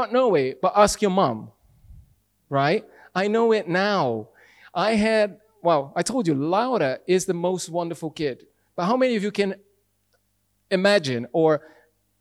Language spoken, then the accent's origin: English; Brazil; English is a second language; moved away as an adult; Brazilian. I've been here for 16 years and still can't speak English